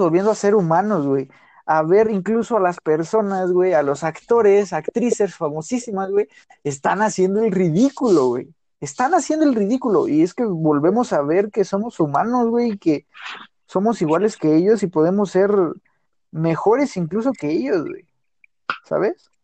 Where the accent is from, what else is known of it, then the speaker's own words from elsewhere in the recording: Mexico; los mexicanos decimos